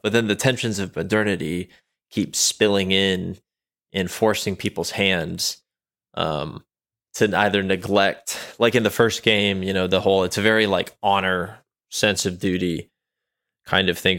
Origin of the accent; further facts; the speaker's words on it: United States; I am an American